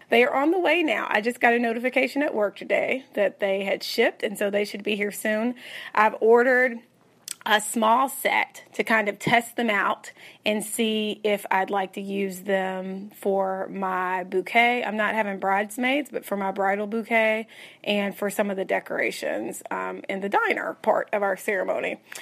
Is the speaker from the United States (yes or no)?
yes; Tennessee, United States; now in Texas, United States; I'm born and raised in Tennessee